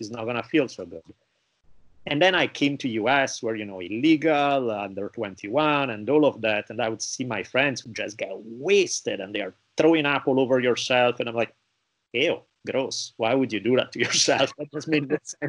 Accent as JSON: {"language": "English", "country": "Italy", "tie": "born or raised there", "said": "growing up in Italy"}